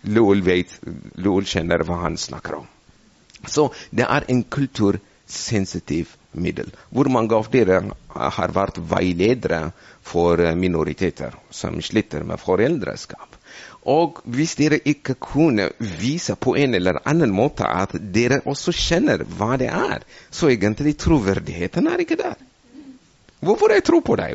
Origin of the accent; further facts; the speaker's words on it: Ethiopia; Norwegian is a second language; now in Norway; jeg er eh, fra Etiopia, så eh, jeg kom fra et bibelsk land